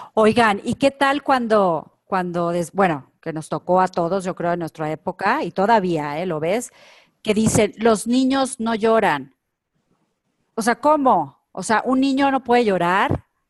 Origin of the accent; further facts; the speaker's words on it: Culiacán, Sinaloa, Mexico; moved away; yo, que soy de provincia de Culiacán, Sinaloa